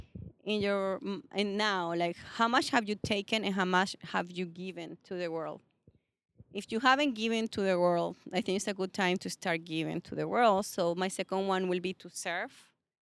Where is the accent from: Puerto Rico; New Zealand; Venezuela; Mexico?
Venezuela; I'm from Venezuela.